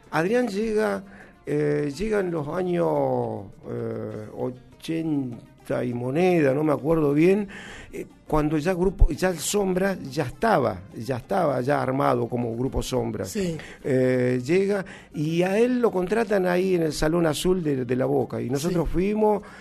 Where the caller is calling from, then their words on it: Chile; un fuerte abrazo desde Chile … ansioso escuchando.